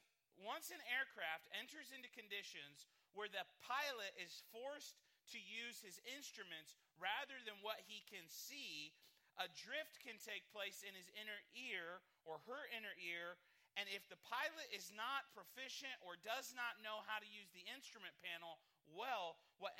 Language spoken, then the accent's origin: English; Midwest, United States; I'm a Midwesterner